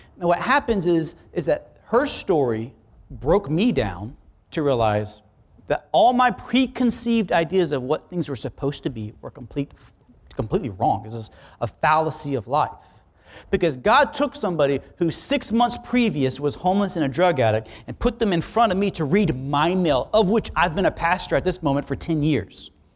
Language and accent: English; South Florida, United States; I'm from South Florida